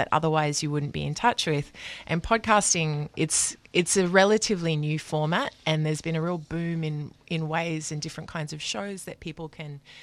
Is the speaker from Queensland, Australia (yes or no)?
yes; Brisbane, Queensland, Australia; moved away as an adult; now in Melbourne, Australia; I grew up in Brisbane and I moved here 15 years ago.